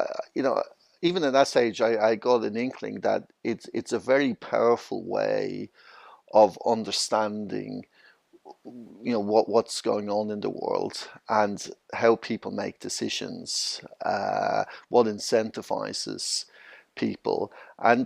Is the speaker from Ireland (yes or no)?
yes; Dublin, Leinster, Ireland; moved away as an adult; now in London, United Kingdom; I'm originally from Dublin, Ireland. I moved over to the UK about 22 years ago, so I've been living in London.